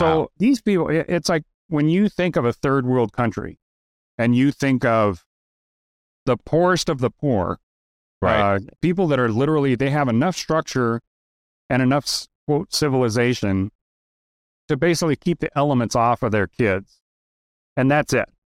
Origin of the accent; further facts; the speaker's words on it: Idaho, United States; also born or lived in Vermont / Las Vegas / San Diego / Kentucky; now in Utah, United States; I'm in Utah. I was born and raised in Idaho.